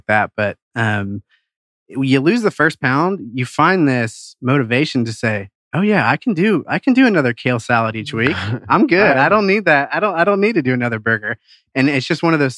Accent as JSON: {"language": "English", "town": "Cincinnati", "region": "Ohio", "country": "United States", "tie": "born or raised there", "moved": "as an adult", "lives_now": "Atlanta, United States", "said": "I grew up in Cincinnati, went to the University of Cincinnati, came down here right after graduation"}